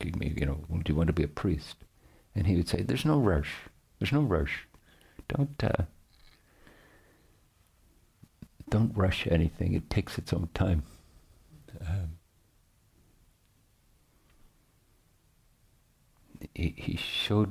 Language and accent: English; Northern Ireland, United Kingdom; I grew up in Northern Ireland